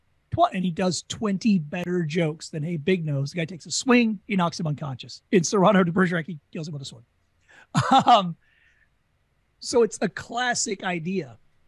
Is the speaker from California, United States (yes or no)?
no; Louisiana, United States; I don't need to tell you I'm from Louisiana. You're not going to pick it up.